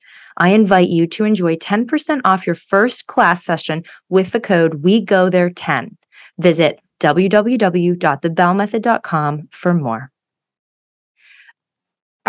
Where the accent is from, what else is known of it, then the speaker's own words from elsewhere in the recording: Oakville, Ontario, Canada; We're from the same hometown.